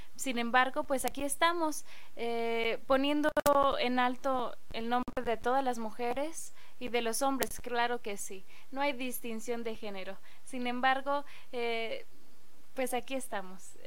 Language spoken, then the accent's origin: Spanish; State of Mexico, Mexico; ahí en el pueblo, vengo de Lubianos, Estado de México, orgullosamente